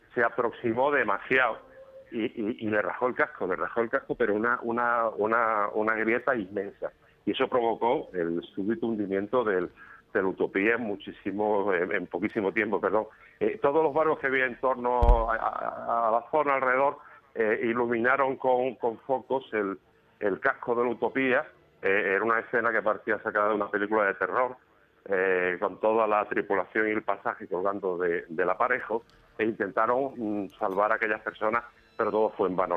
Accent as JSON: {"language": "Spanish", "town": "Málaga", "region": "Andalusia", "country": "Spain", "lives_now": "Antequera, Spain", "said": "Yo soy malagueño aunque vivo en Antequera"}